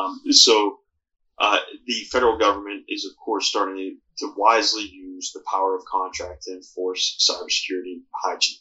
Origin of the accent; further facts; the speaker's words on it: Pittsburgh, Pennsylvania, United States; where I grew up in Pittsburgh